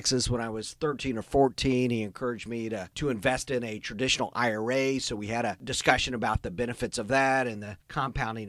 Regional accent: Indiana, United States; moved away; also born or lived in Texas / Southeast US; I grew up in Indiana

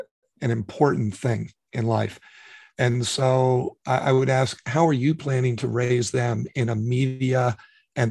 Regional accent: New York City, New York, United States; I was born in New York City, grew up in New York, and my father used to take me to Yankee games

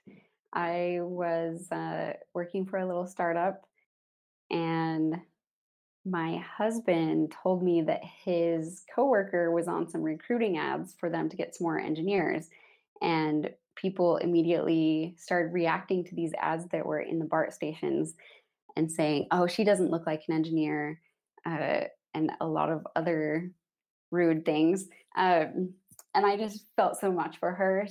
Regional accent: Salt Lake City, Utah, United States; moved away as an adult; also born or lived in Germany / Sunnyvale, California / San Francisco / China; I grew up in Salt Lake in a big blue-collar family and ended up going to college there to save some money

